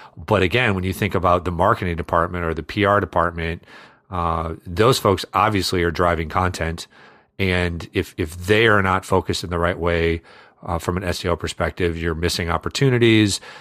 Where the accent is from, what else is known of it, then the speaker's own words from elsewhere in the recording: Iowa, United States; I grew up in Iowa